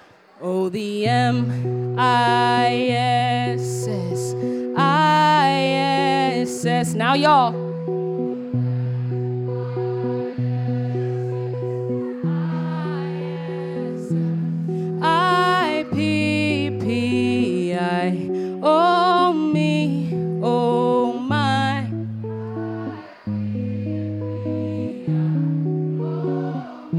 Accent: Minnesota, United States; my home state

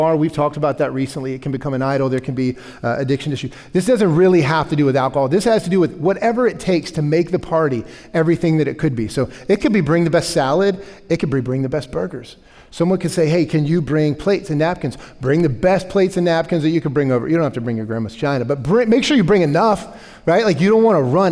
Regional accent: the South, United States; I'm from the South, okay? Like, this is how I grew up

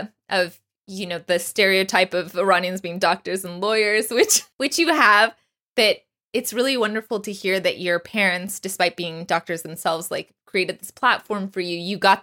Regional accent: Dallas, Texas, United States; I grew up in Dallas.

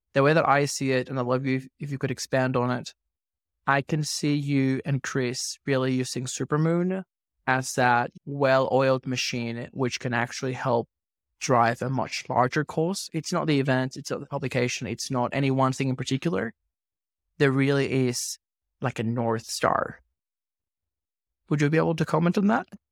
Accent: Venezuela; now in Australia; I grew up in Venezuela, and I migrated to Australia

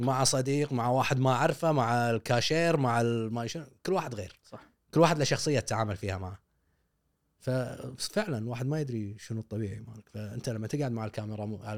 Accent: Kuwait; عندنا بالكويت

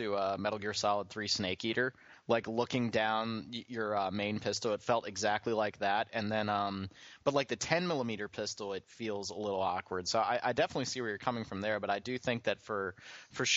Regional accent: Philadelphia area, Pennsylvania, United States; I grew up in the Philly area

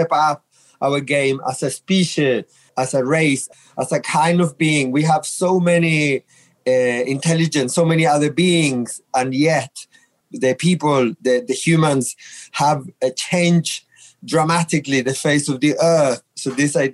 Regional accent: Chile; now in England, United Kingdom; I'm originally from Chile

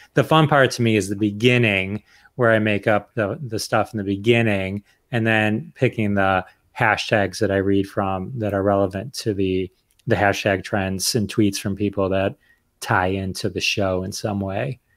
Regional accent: Detroit, Michigan, United States; I'm from Detroit

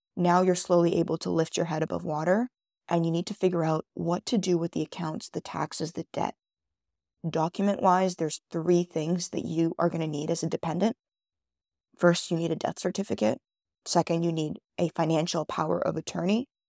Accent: Canada; also born or lived in Israel; That's where I was born in Israel, which some of you guys may or may not know. I'm a first generation Canadian

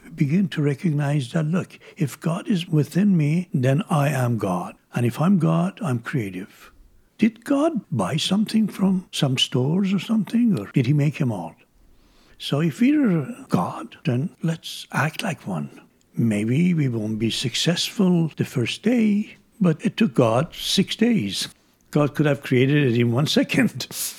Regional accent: Isfahan, Iran; My hometown, Isfahan, had a mountain. And when I was a child, I loved the peak of the mountain in the afternoon from my home.

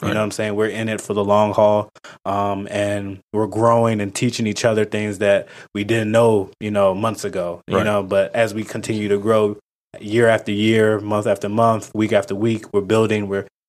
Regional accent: Ghana; That kind of pushed me to learn more about outside of just being Ghanaian, but also American, Black, had Hispanic friends

